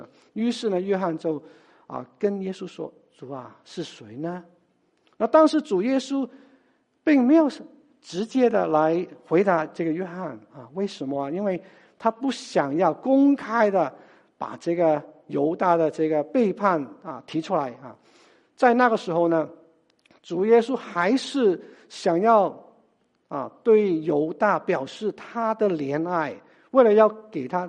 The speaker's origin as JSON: {"language": "Chinese", "country": "China", "said": "就好像我们中国人，我们吃饭的时候，很多时候我们都是呃把这个菜。"}